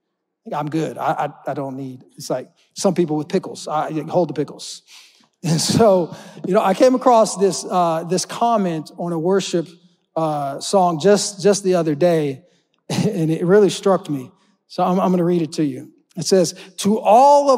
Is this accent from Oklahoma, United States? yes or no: yes; Oklahoma, United States; I'm not from Florida, right? I'm from Oklahoma where we got tornadoes